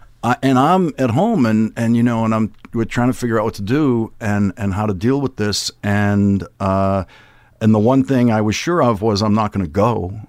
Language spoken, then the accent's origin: English; Boston, Massachusetts, United States; I grew up in Dorchester, which is above where my father grew up.